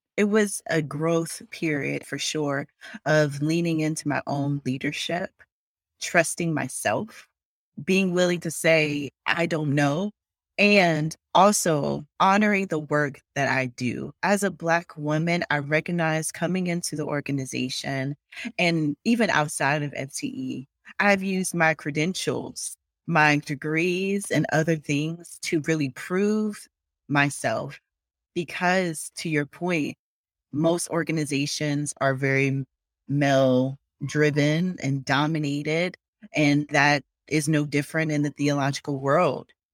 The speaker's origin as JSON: {"language": "English", "town": "Longs", "region": "South Carolina", "country": "United States", "tie": "born or raised there", "also_born_or_lived": "Conway, South Carolina", "said": "I was born in Conway, South Carolina. I say Myrtle Beach to a lot of people because people know Myrtle Beach because it's a tourist town, but I was born at Conway Hospital. And I lived in Long's, South Carolina. It was just a dirt road. My childhood home is still there. And so that's where I grew up."}